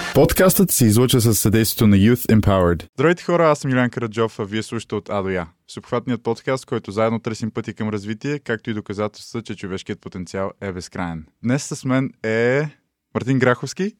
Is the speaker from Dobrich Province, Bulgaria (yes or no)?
no; Sofia, Sofia City, Bulgaria; родния ми град, нали, София